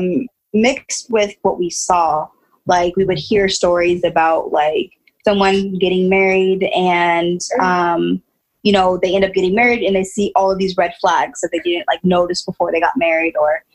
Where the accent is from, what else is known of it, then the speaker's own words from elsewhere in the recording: Bay Area, California, United States; I was born and raised in Bay Area, California